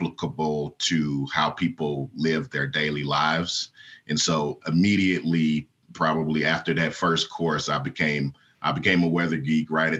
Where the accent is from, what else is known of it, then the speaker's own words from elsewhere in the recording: Tulsa, Oklahoma, United States; moved away as an adult; growing up in Oklahoma